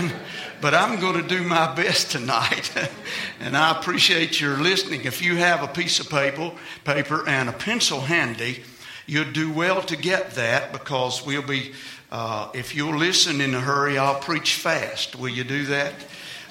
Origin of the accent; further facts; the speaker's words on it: Virginia, United States; I'm from Virginia